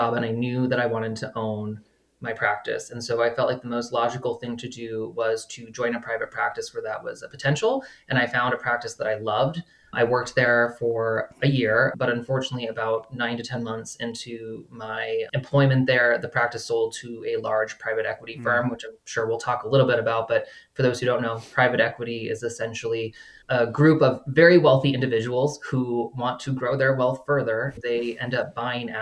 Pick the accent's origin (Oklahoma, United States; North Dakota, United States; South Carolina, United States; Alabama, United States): North Dakota, United States; Bismarck; moved away as an adult; I'm originally from Bismarck, North Dakota, which is a town of about 70,000 people. Mm-hmm. And I was in North Dakota for 26 years.